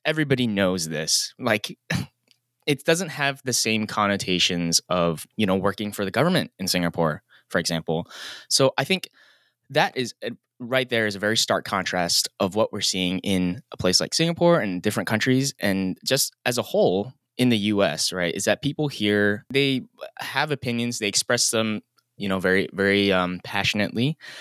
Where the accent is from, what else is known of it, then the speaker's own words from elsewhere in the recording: United States; also born or lived in Los Angeles; move back to my hometown